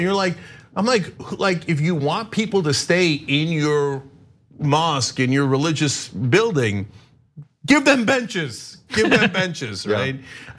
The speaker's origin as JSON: {"language": "English", "region": "New Jersey", "country": "United States", "tie": "born or raised there", "also_born_or_lived": "Turkey", "said": "So I grew up only till I was 8 in Turkey. Then I grew up in New Jersey. So I'm mainly a Jersey guy culturally, etc."}